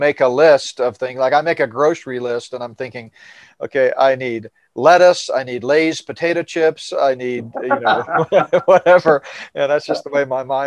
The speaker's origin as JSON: {"language": "English", "region": "Northeast", "country": "United States", "tie": "born or raised there", "moved": "yes", "said": "I grew up in the Northeast, taking field trips to New York all the time"}